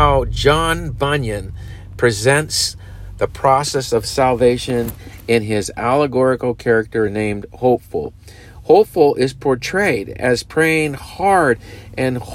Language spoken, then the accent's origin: English; United States; we as Americans